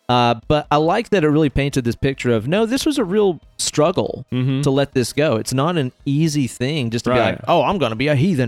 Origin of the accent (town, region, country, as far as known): the South, United States